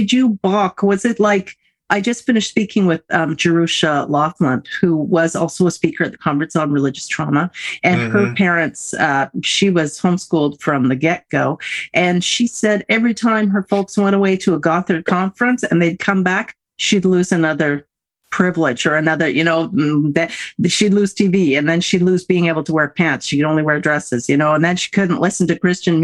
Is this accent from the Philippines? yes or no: no; Canada; as a Canadian